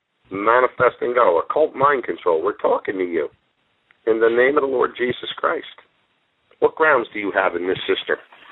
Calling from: Easton, Pennsylvania, United States; I'm near Easton, Pennsylvania. I'm 5 miles west of Easton. I'm an hour from New York City.

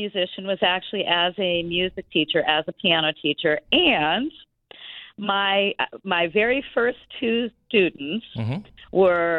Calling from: Columbus, Ohio, United States; also born or lived in Israel; I live in Columbus, Ohio, mm-hmm. So I am calling from my office in my house.

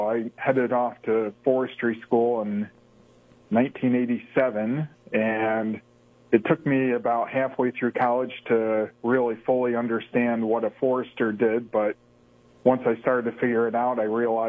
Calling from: Watkins Glen, New York, United States; So I'm home this evening up here in Watkins Glen, New York.

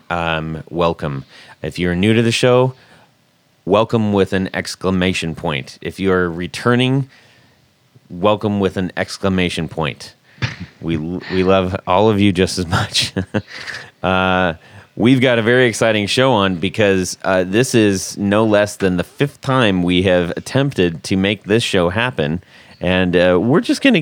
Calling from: South Alabama, United States; I'm calling from South Alabama.

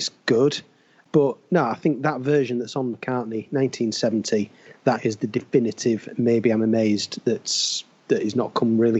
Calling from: Leeds, Yorkshire and the Humber, United Kingdom; I'm in Leeds in West Yorkshire, and it has been utterly miserable all day.

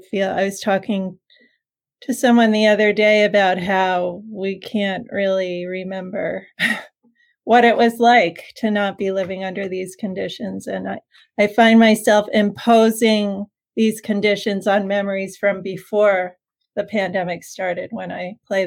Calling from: Hastings-on-Hudson, New York, United States; I'm calling from my house, which is in a little town called Hastings on Hudson, New York. It's just about 10 miles north of the Bronx, so just outside of New York City.

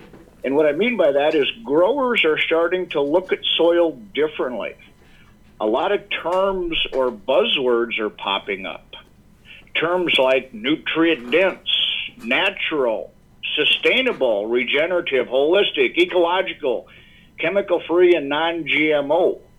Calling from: Yankton, South Dakota, United States; I am calling in from our home office, which is in the town of Yankton, which is in the great state of South Dakota. Yankton is located in the southeast portion of South Dakota along the Missouri River with beautiful rolling bluffs, and it's perfect for grazing stock cows.

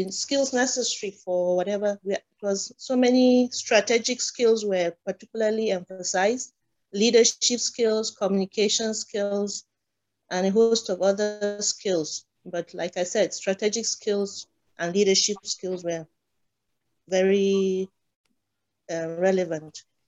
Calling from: Abuja, Federal Capital Territory, Nigeria; Abuja, Nigeria.

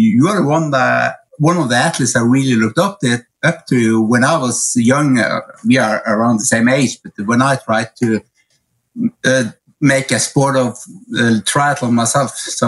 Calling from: Oslo, Norway; English is a second language; I'm actually right now in Oslo, Norway. I should be at the training camp with the athletes, but I'm home a little while.

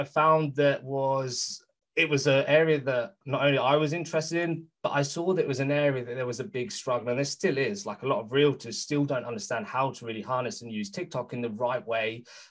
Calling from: United Kingdom; Some people think I'm Norwegian, but I'm calling from the UK.

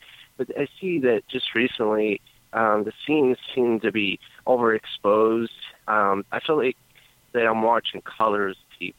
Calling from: Cleveland, Ohio, United States; This is …. I'm in Cleveland, Ohio.

